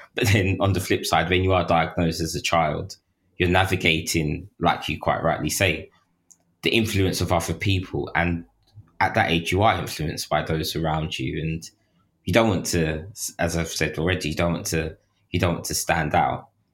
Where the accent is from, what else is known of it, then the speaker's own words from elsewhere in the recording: London, United Kingdom; growing up in, like, London at that time